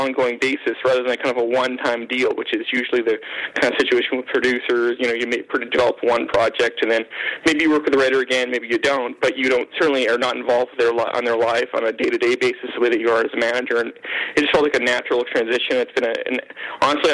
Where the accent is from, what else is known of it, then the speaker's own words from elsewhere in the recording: Canada; being Canadian